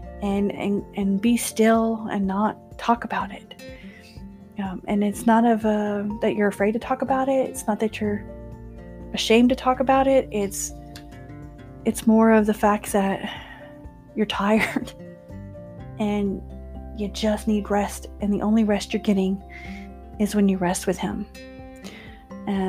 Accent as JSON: {"language": "English", "region": "Texas", "country": "United States", "moved": "as an adult", "lives_now": "West Texas, United States", "said": "I live in West Texas. That's not where I'm originally from. I am from Texas, but not here"}